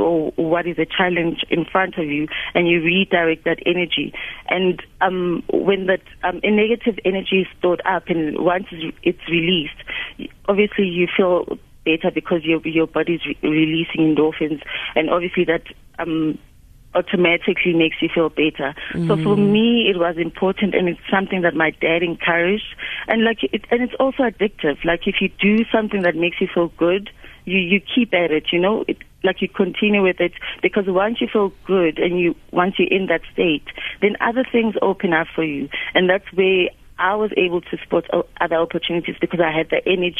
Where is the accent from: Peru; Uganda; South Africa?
South Africa; Soweto, Gauteng; I was born in the township, I was born in Soweto